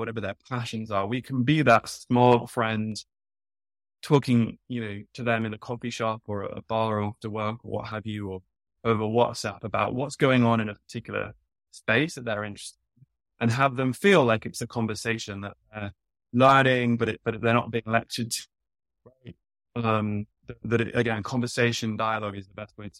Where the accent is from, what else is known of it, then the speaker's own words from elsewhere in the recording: United Kingdom; moved away as an adult; now in New York, United States; I'm British, but I've been living in New York long enough now that I say soccer.